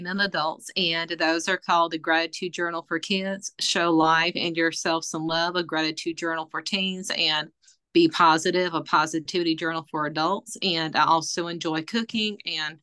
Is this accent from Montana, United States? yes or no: no; McCormick, South Carolina, United States; moved away as an adult; also born or lived in Roanoke, Virginia; now in Tazewell, United States; I am originally from McCormick, South Carolina, and I moved to Roanoke, Virginia to pursue my career in the healthcare industry.